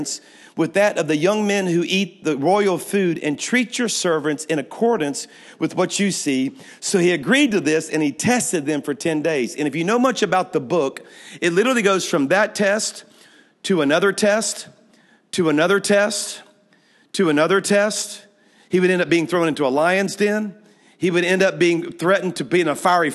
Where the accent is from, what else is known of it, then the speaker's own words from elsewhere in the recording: Louisiana, United States; moved away as an adult; now in Alabama, United States; I'm from Louisiana